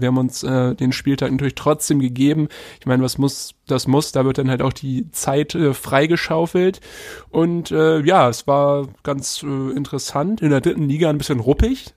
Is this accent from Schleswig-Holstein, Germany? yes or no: yes; Halstenbek-Rellingen, suburb of Hamburg, Schleswig-Holstein, Germany; SV Heizenbeck-Relling hier, Vorort von, von Hamburg, da wo ich herkomme